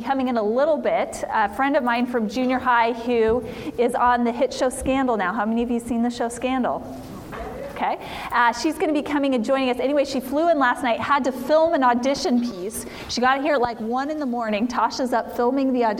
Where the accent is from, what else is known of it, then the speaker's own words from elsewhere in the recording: Idaho, United States; I'm a mom from Idaho, born and raised in Idaho